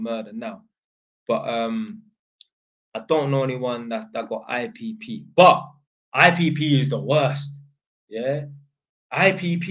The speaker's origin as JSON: {"language": "English", "region": "London", "country": "United Kingdom", "said": "I didn't even tell him I was from Edmonton"}